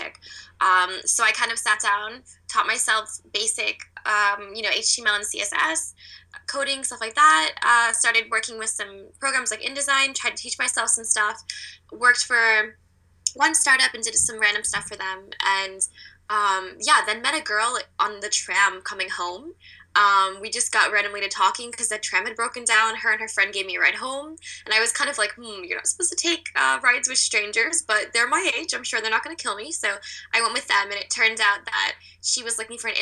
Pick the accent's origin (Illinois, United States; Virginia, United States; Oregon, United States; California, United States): Virginia, United States; Chantilly; moved away as an adult; also born or lived in South Korea / upstate New York; now in Berlin, Germany; I was born in South Korea, but I was adopted at 4 months old and grew up in Chantilly, Virginia